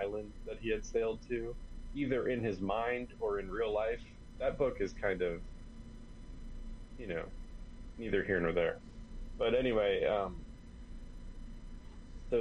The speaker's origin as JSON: {"language": "English", "town": "Jacksonville", "region": "Florida", "country": "United States", "tie": "born or raised there", "said": "I grew up in Jacksonville"}